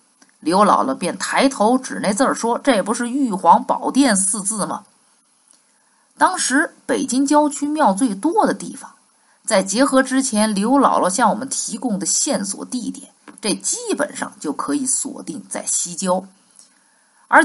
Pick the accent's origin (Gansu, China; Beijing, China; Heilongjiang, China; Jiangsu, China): Beijing, China; 小时候在北京生活，那就住在香山附近。